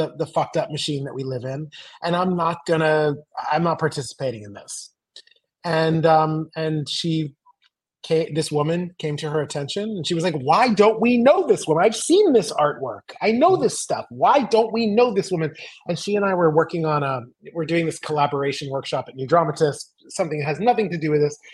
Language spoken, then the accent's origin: English; Los Angeles, California, United States; moved away; I grew up in Los Angeles or suburbs